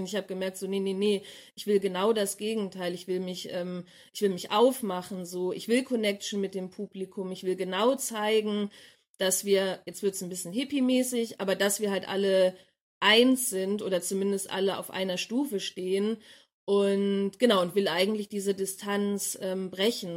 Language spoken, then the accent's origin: German; Abbesbüttel, Lower Saxony, Germany; now in Leipzig, Germany; ich komme ursprünglich aus Abbesbüttel, einem kleinen Dorf in Niedersachsen